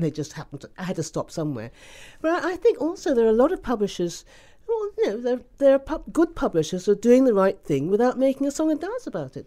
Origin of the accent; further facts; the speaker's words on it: Ghana; I was born in Ghana